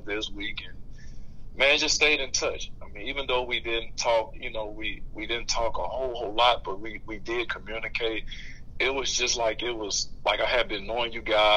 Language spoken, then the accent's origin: English; Louisiana, United States; I was a huge Peyton Manning fan growing up in Louisiana